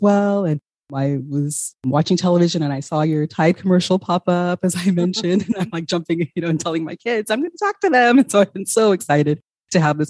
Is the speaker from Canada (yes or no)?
no; Ghana; moved away; I'm originally from Ghana